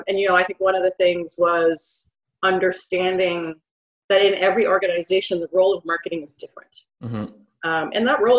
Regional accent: Ottawa, Ontario, Canada; I live and have always lived in Ottawa, Canada

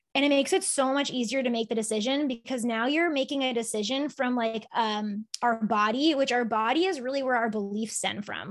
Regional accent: Sharon, Massachusetts, United States; I grew up in Sharon

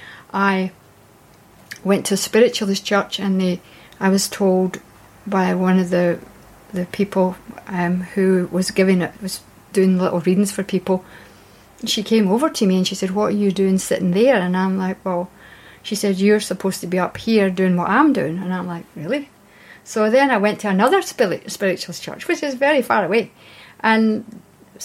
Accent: Scotland, United Kingdom; I was born in Scotland

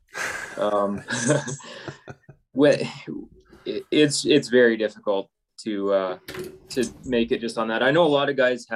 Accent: Chilliwack, British Columbia, Canada; moved away as an adult; now in Fort Macleod, Canada; I grew up in Chilliwack, BC

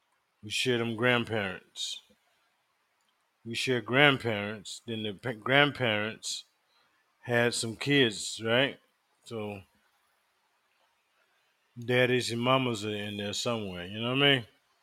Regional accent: the South, United States; I thought all black girls knew how to braid because I was growing up in the South.

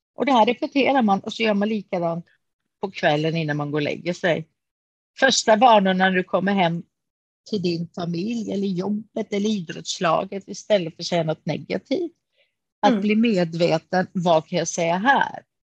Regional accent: Kalmar, Kalmar County, Sweden; Jag är ju född i Kalmar av grekiska föräldrar. Så jag har mhm. bott i Kalmar hela mitt liv.

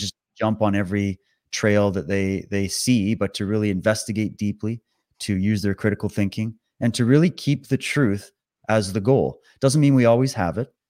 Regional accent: Canada; also born or lived in Toronto / British Columbia; I'm born and raised in Canada. I've lived all over the country

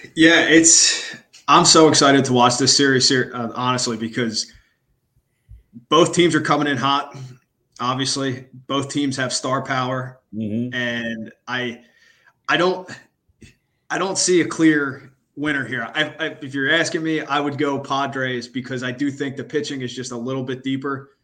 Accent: Philadelphia, Pennsylvania, United States; I grew up in Philly

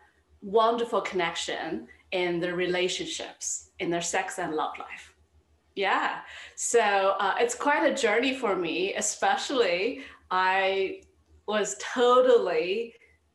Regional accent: China; moved away as an adult; now in New York City, United States; I grew up in China.

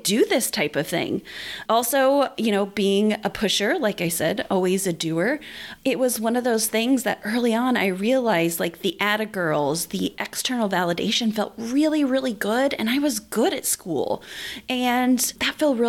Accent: southern Indiana, United States; I grew up in southern Indiana

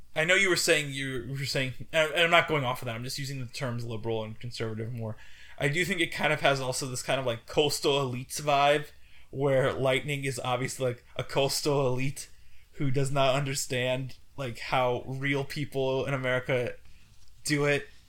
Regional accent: Indiana, United States; when I was growing up in Indiana, I lived on Route six

